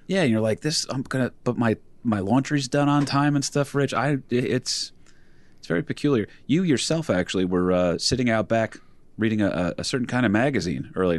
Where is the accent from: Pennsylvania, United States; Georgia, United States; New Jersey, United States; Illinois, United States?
New Jersey, United States; Wayne; I grew up in Wayne, New Jersey